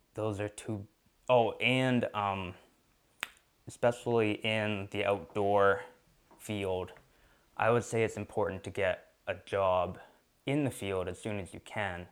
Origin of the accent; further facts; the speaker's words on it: Sherman, Maine, United States; I'm from Sherman, Maine, which is about an hour away from Baxter State Park.